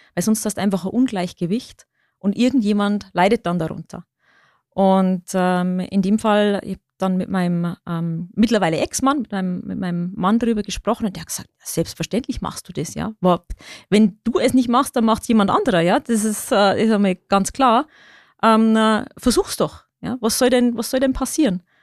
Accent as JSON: {"language": "German", "region": "Bavarian Forest", "country": "Germany", "tie": "born or raised there", "accent": "Lower Bavarian", "moved": "yes", "said": "ich bin gebürtige Niederbayerin, ich komme aus dem Bayerischen Wald. Das ist meine Heimat."}